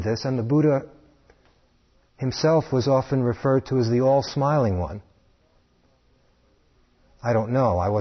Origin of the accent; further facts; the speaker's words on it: New York City, New York, United States; Growing up in New York City